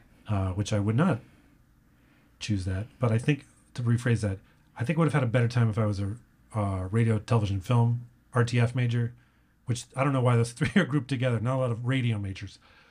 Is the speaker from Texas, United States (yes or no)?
yes; San Antonio, Texas, United States; I grew up in San Antonio, or we moved around a lot, but I went to high school in San Antonio.